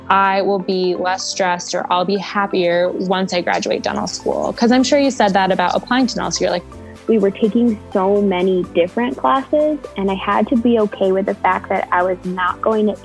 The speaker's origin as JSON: {"language": "English", "town": "Caracas", "region": "Capital District", "country": "Venezuela", "tie": "born or raised there", "said": "I was born and raised in Caracas, Venezuela. I'm a current second year dental student at ASDOH surgical dentistry"}